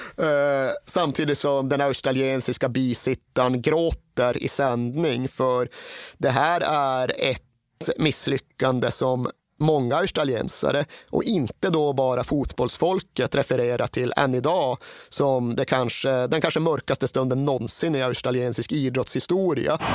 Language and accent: Swedish; Sweden